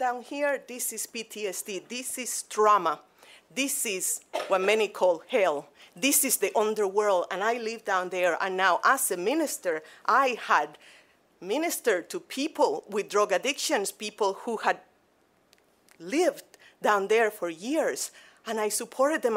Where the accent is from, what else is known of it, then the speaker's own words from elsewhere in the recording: Cuba; moved away as an adult; now in Grand Rapids, United States; I am originally from Cuba